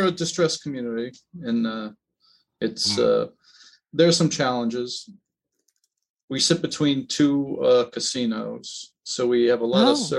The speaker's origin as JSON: {"language": "English", "region": "Massachusetts", "country": "United States", "moved": "yes", "said": "I'm from Massachusetts originally"}